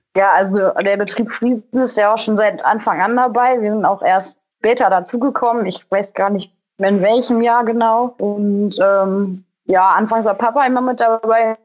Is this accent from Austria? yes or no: no; Kalkar, North Rhine-Westphalia, Germany; ich bin 26 Jahre alt, komme aus Kalka, das liegt am Niederrhein. Wir haben einen äh, landwirtschaftlichen Legehennenbetrieb